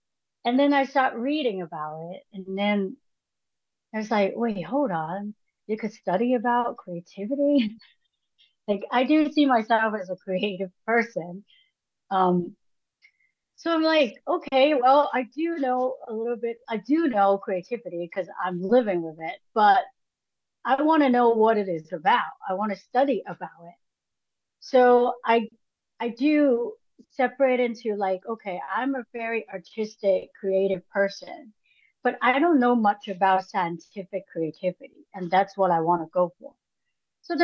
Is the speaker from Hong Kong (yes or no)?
yes; Hong Kong; English is a second language; moved away as an adult; now in Los Angeles, United States; So I went to art school when I moved to Los Angeles from Hong Kong.